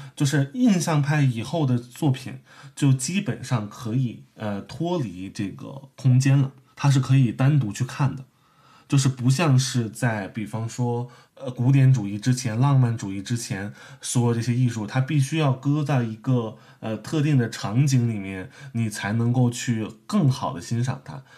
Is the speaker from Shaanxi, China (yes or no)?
no; Beijing, China; moved away; 其实我是北京人啊，我是北京人